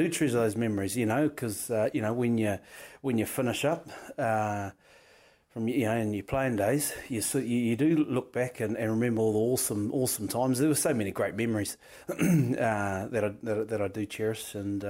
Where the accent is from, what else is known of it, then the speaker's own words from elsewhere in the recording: Wairarapa, Wellington, New Zealand; moved away as an adult; I'm Kiwi, I'm from New Zealand, and I love my country